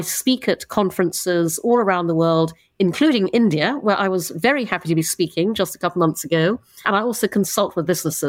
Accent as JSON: {"language": "English", "country": "Brunei", "tie": "born or raised there", "also_born_or_lived": "United Kingdom", "said": "I'm half English, half Chinese. I was born in the UK, but when I was 6, my parents moved to Brunei in Borneo. And so I grew up in Brunei, grew up traveling all around Asia"}